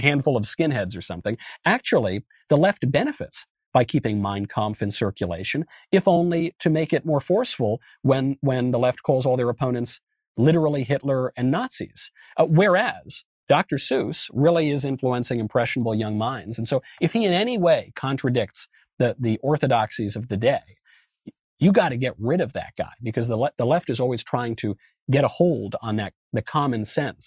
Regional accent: Westchester County, New York, United States; born or raised there; moved away; also born or lived in Los Angeles

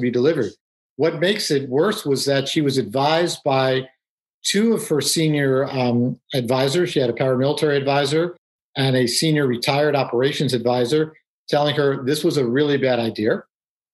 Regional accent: New York City, New York, United States; moved away; I grew up in New York City

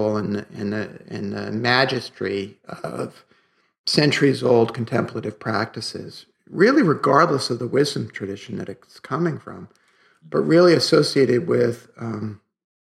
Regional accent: New York City, New York, United States; growing up in Brooklyn

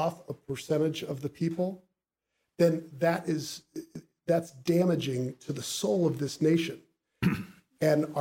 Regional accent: Bethesda, Maryland, United States; also born or lived in Buffalo, New York; They moved to Bethesda, Maryland, which is where I grew up

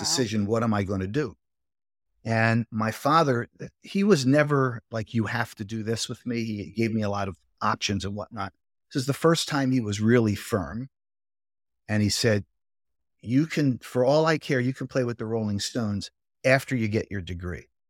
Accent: Philadelphia, Pennsylvania, United States; I was about as Northeast Philly as you could get. So I grew up in the Northeast in a row house

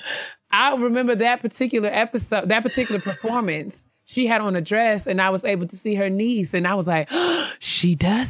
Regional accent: White Plains, New York, United States; I'm from White Plains.

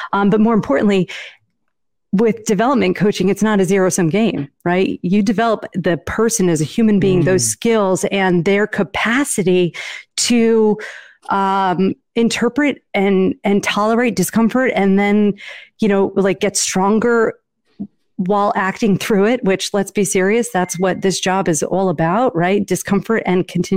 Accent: Northeast, United States; I'm from the Northeast

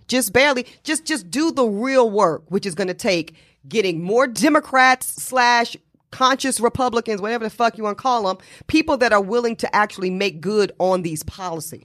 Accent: North Carolina, United States; my home state of North Carolina, Virginia

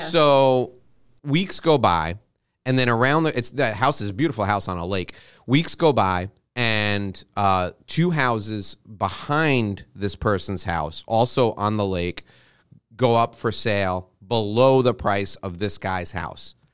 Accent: New York, United States; I'm born and raised in New York.

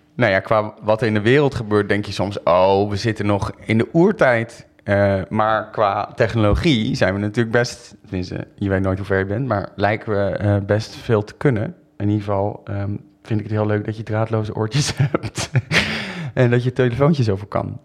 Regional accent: Rotterdam, South Holland, Netherlands; now in Amsterdam, Netherlands; Ik ben daar achter geboren.

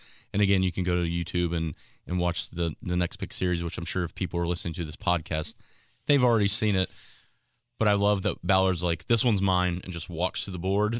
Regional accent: Australia; accent: Australian; I enjoyed some of the banter that I got from my Australian accent.

